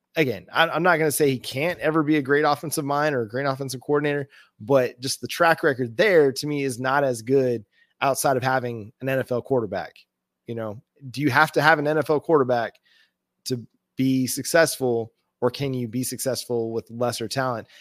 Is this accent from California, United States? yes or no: no; North Texas, United States; I grew up in the North Texas area